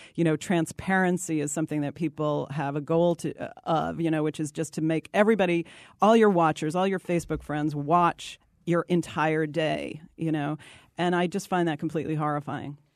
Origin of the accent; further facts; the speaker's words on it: East Coast, United States; I'm from the East Coast